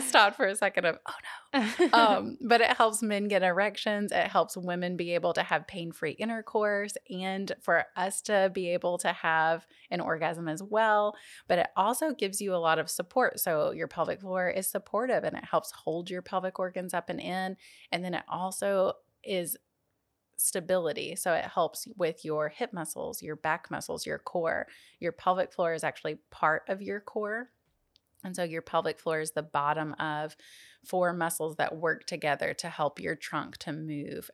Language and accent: English; Jackson, Tennessee, United States; went back to my hometown of Jackson, Tennessee